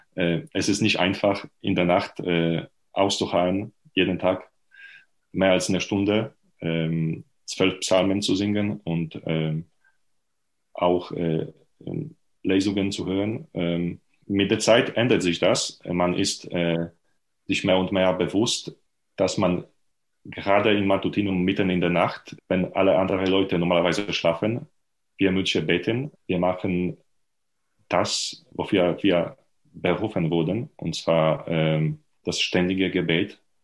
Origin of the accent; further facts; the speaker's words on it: Lubań, Lower Silesian Voivodeship, Poland; German is a second language; moved away as an adult; also born or lived in Leipzig / Heidelberg; Ich bin Pole. Und zwar äh, bin geboren und habe gewohnt in äh, sehr nah von der deutschen Grenze